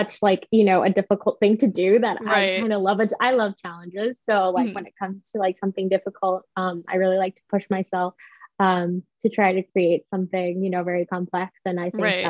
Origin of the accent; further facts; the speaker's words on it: near Avila Beach, California, United States; moved away as an adult; now in New York, United States; I'm back in my hometown. I'm like a half hour away from Avila Beach